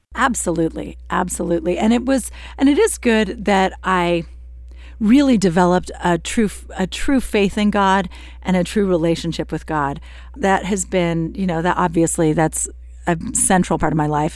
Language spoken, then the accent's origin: English; United States; I'm an American. I grew up here